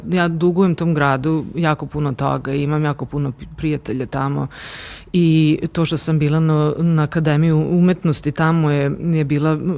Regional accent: Novi Sad, Vojvodina, Serbia; first language Romanian; Croatian is a second language; moved away as an adult; also born or lived in Zrenjanin / Begejci; now in Oslo, Norway; to je rumunsko, rumunsko selo, moja mama je poreklom, poreklom Rumunka. Uh, Ovaj, i, ali da, u Novom Sadu sam odrasla, išla sam tamo u osnovnu školi, u Karlo, Karlovačkoj

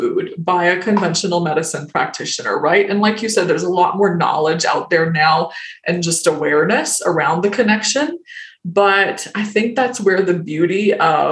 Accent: the South, United States; growing up in the South

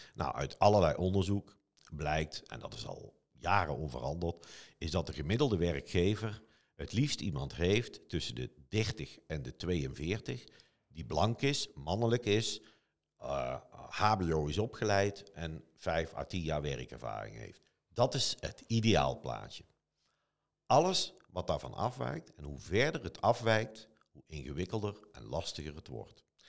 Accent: Eindhoven, North Brabant, Netherlands; Eindhoven is mijn hometown

